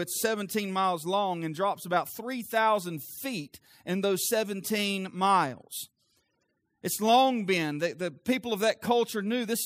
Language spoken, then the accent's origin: English; the South, United States; I'm from the South.